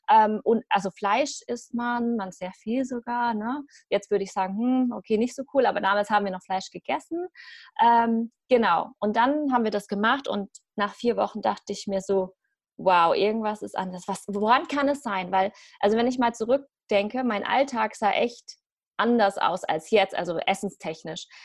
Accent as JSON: {"language": "German", "country": "Germany", "tie": "born there", "said": "Ich bin ähm, Vietnamesin, also meine Eltern kommen aus Vietnam. Ja, ich bin Vietnamesin, hier geboren in Deutschland."}